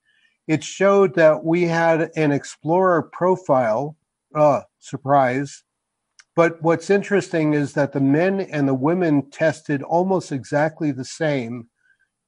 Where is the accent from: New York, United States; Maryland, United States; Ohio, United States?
New York, United States; born or raised there; moved away as an adult; also born or lived in New England; now in New Mexico, United States